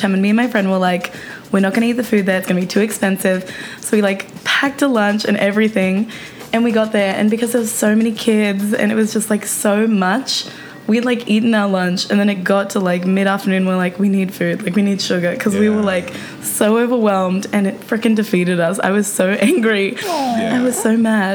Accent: Australia; now in United States; I didn't grow up with either of them because we don't have them in Australia

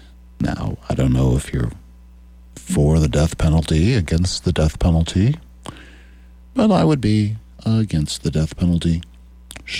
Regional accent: Norfolk, Nebraska, United States; When I was 24 years old, I started my first business, a rural radio station in my hometown of Norfolk.

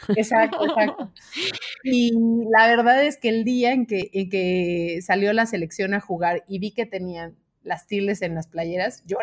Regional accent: Mexico; yo como mexicana

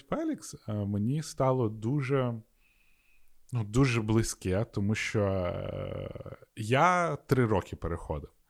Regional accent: Sakha Republic, Russia; first language ru; Ukrainian is a second language; now in Lviv, Ukraine; Я приїхав сюди у Львів з е, Якутії

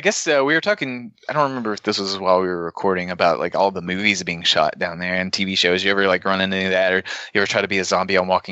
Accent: Muhlenberg County, Kentucky, United States; I'm from Muhlenberg County, so technically, I would just have to be like 12, maybe probably 5 years older than Russ.

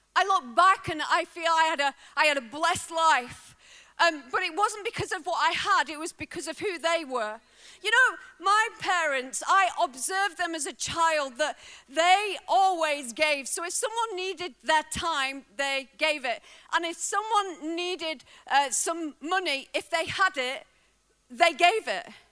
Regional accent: Bolton, North West England, United Kingdom; moved away as an adult; now in Wales, United Kingdom; I was raised in a working class family. Uh, my family didn't have a lot. We were raised on a, a council estate in uh, the northwest in Lancashire, Bolton

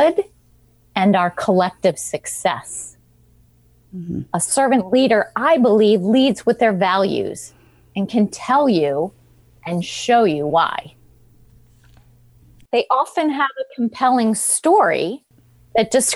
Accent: Washington, District of Columbia, United States; I was born in Washington, D.C.

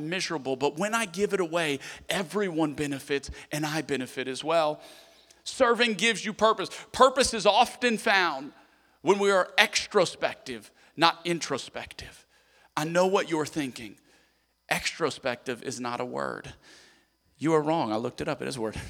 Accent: Lafayette, Louisiana, United States; moved away; I was in Lafayette for the 500-year flood.

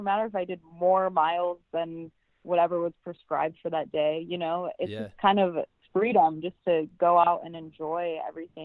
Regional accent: Minnesota, United States; now in Hawaii, United States

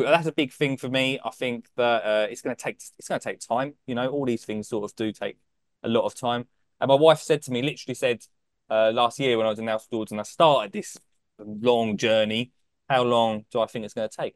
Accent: Essex, East of England, United Kingdom; I'm from Essex

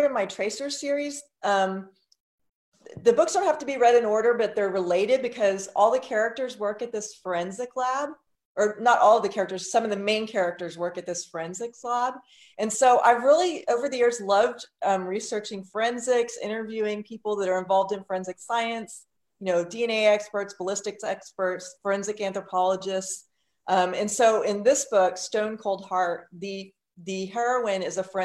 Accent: Houston, Texas, United States; I grew up near Buffalo Bayou, which is one of the the bayous that flooded in West Houston

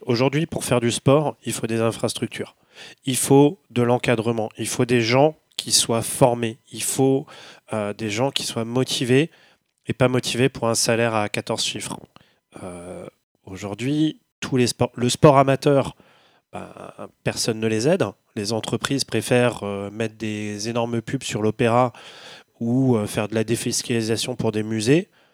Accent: Paris, Île-de-France, France; Moi, je suis parisien, je vis à Paris

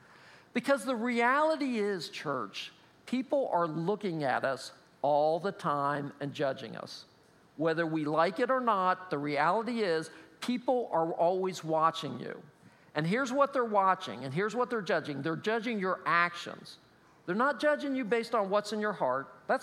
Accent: State College, Pennsylvania, United States; He played football, and again, we're from State College, so that's what we do, right?

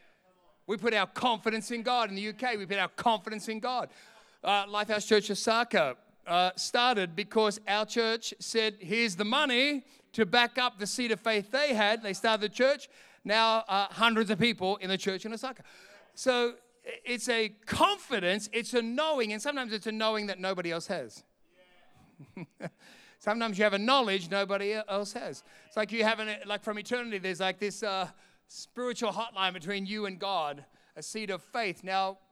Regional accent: Sydney, New South Wales, Australia; also born or lived in London, England; now in Perth, Australia; my country, Australia. I'm from Sydney

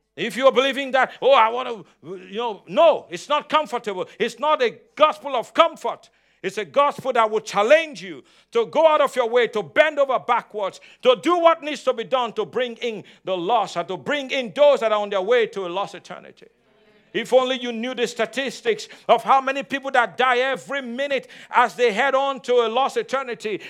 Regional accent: Nigeria; moved away; I'm Nigerian, I'm African

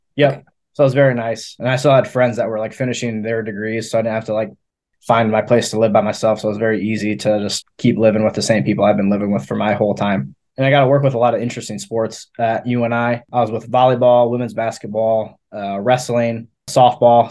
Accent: Cedar Rapids, Iowa, United States; moved away as an adult; now in Maryville, Missouri, United States; I'm from Cedar Rapids, Iowa

